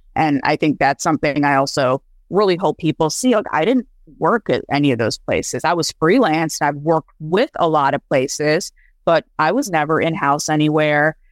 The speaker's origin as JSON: {"language": "English", "region": "Michigan", "country": "United States", "tie": "born or raised there", "also_born_or_lived": "India", "said": "I grew up in a small town in Michigan"}